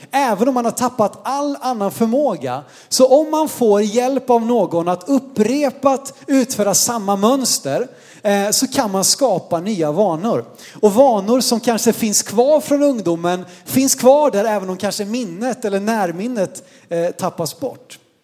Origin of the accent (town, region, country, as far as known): Sweden